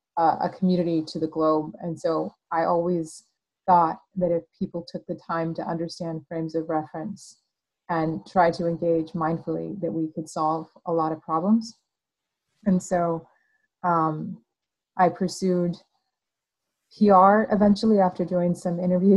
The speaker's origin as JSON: {"language": "English", "town": "El Paso", "region": "Texas", "country": "United States", "tie": "born or raised there", "moved": "as an adult", "lives_now": "Austin, United States", "said": "I grew up in El Paso, Texas. I came to Austin through school"}